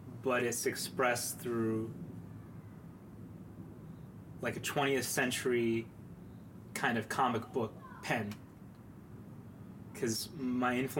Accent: New York City, New York, United States; now in Los Angeles, United States; I'm from Manhattan originally, 104th between Broadway and Amsterdam

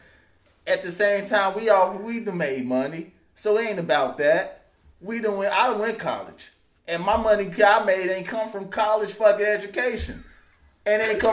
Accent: Chicago, Illinois, United States; I'm a Chicagoan

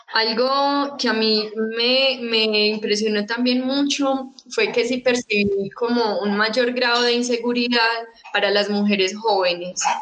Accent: Medellín, Antioquia, Colombia; yo nací en el 94, cuando yo nací pues en Medellín

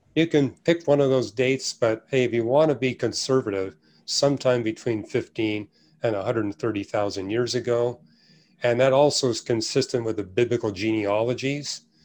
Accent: Canada; now in United States; every church I went to where I was raised in Canada

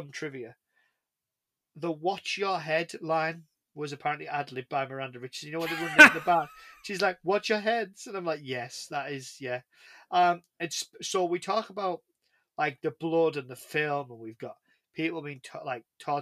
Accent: England, United Kingdom; I'm English.

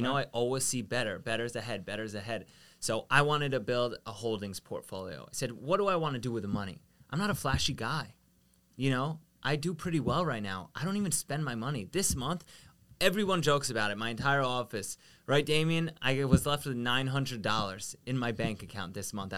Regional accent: Long Island, New York, United States; We grew up out east in Long Island where we were the only Israeli people in my entire school district

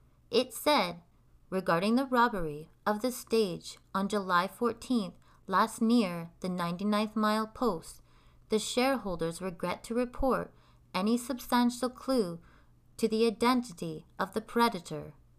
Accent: Canada; Canadian podcast about the myths, legends, and just good old stories Canada has to tell.

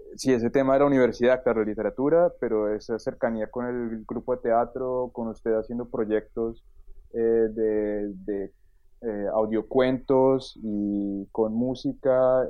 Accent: Bogotá, Colombia; moved away as an adult; now in Germany; yo nací en Bogotá, em, estudié literatura en, Bogotá

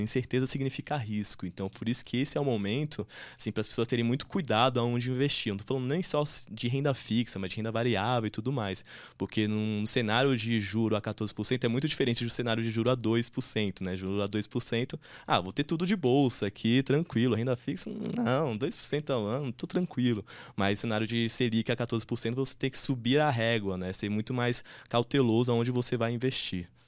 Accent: São Paulo, Brazil; eu nasci e cresci no Paraisópolis, né? Paraisópolis é uma, uma grande favela aqui de São Paulo

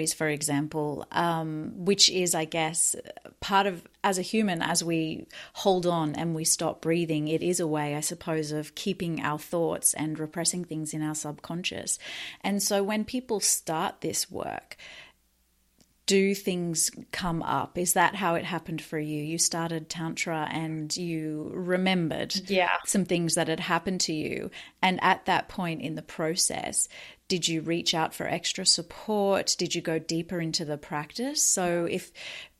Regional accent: Australia; being an Aussie growing up in the ocean

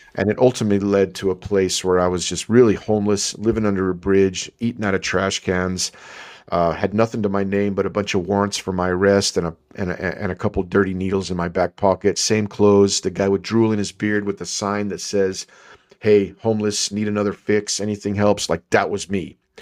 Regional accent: El Paso, Texas, United States; growing up in El Paso, Texas

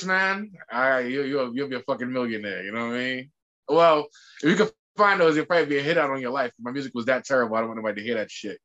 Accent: New York City, New York, United States; growing up in New York City in the 90s

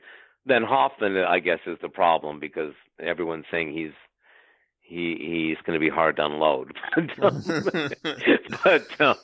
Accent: Ottawa, Ontario, Canada; moved away; I'm from Ottawa, so I asked Lisa, my sister in Ottawa

